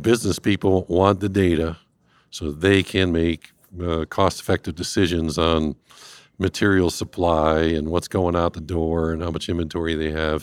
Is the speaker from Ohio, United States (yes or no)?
yes; Cleveland, Ohio, United States; moved away; I'm originally from this fine Northeast Ohio, north coast of the Americas, uh, born and raised in Cleveland